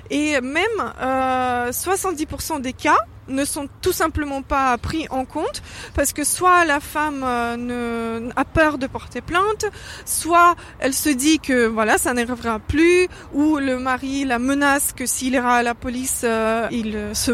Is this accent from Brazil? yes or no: no; France; euh, je suis française